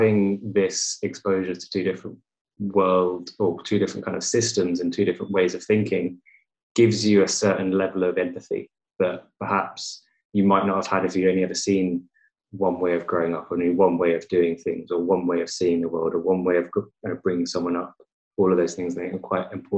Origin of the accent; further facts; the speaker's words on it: England, United Kingdom; I was born in England and I've grown up in England my entire life